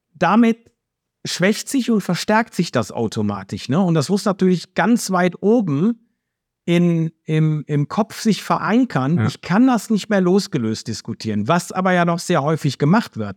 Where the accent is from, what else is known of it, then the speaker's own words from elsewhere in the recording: Cologne, North Rhine-Westphalia, Germany; accent: Rhenish dialect; ich komme aus Köln. Ne, das kann ich allein schon, das hört man, glaube ich, äh, zumindest den rheinischen Dialekt. Den kann ich nicht verleugnen.